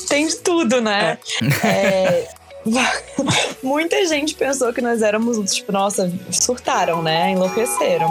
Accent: Vitória, Espírito Santo, Brazil; moved away as an adult; also born or lived in São Paulo; Eu sou capixaba de Vitória, Espírito Santo

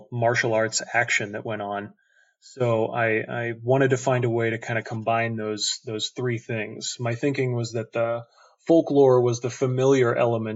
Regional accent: southern Missouri, United States; moved away as an adult; now in Chicago, United States; I had just moved away from my hometown in southern Missouri

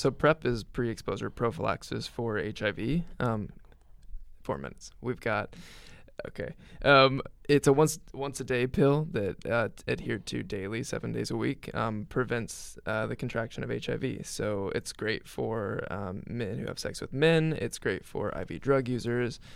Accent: Greencastle, Indiana, United States; where I grew up in Greencastle

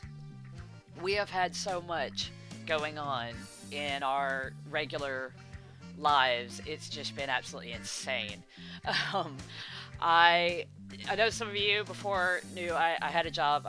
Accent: United States; moved away as an adult; now in United Kingdom; I'm from America. I live in the UK now, but I'm from America

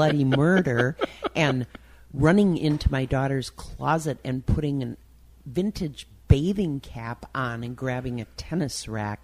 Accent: Milwaukee, Wisconsin, United States; now in Twin Cities, United States; I grew up in on the Italian east side of Milwaukee.

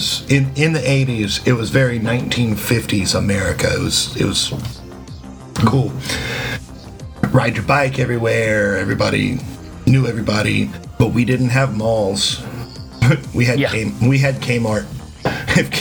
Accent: Portland, Texas, United States; also born or lived in Houston, Texas; When I was six, we moved from Houston to Portland. Not Portland, Oregon, or Portland, Maine, but Portland, Texas

